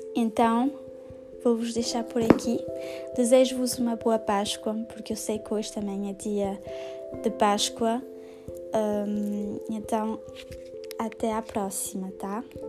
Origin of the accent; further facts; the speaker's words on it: Portugal; now in near Paris, France; eu vivo em França e sou portuguesa